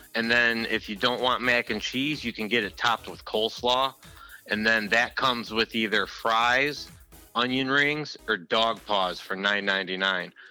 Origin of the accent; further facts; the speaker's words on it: Cleveland, Ohio, United States; when I was growing up in Cleveland with my dad and my grandfather